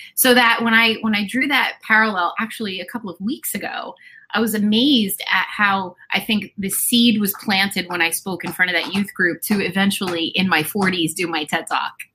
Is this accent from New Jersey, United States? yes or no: yes; New Jersey, United States; moved away as an adult; I am, you know, and after my divorce, I moved back to my hometown. So okay. I am living in my hometown where I grew up.